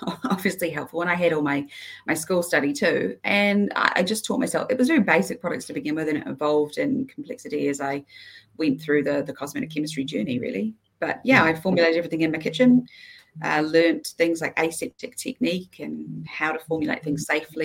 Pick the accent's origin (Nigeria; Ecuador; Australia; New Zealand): New Zealand; Queenstown, Otago; also born or lived in Isle of Man / Dunedin; I grew up in Queenstown, where I went through all of my schooling